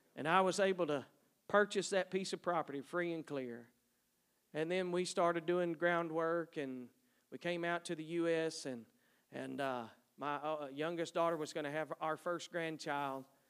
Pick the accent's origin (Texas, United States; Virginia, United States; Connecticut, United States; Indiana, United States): Texas, United States; East; moved away; I grew up in East Texas, three sisters.